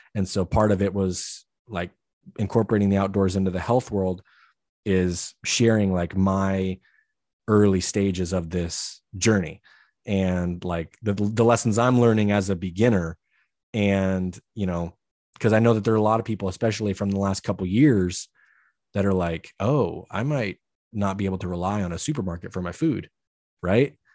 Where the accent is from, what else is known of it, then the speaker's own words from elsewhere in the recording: Idaho, United States; growing up in Idaho, everybody hunts